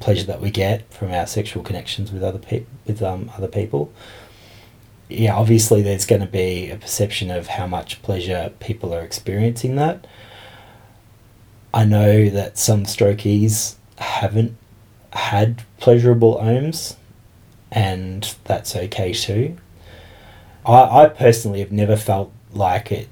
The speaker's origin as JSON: {"language": "English", "town": "Geelong", "region": "Victoria", "country": "Australia", "moved": "as an adult", "lives_now": "Canberra, Australia", "said": "I'm originally from Geelong and I've been in Canberra for about 3 months."}